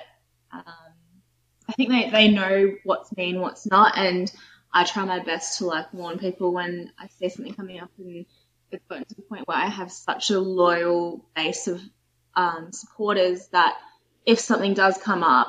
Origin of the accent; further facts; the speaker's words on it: Australia; as a little kid growing up in Australia, even though I was born here